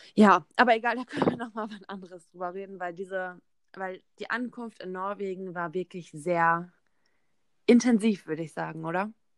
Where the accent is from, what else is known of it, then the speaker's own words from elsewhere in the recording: near Bielefeld, North Rhine-Westphalia, Germany; moved away; ich bin 19 Jahre alt und ich komme aus der Nähe von Bielefeld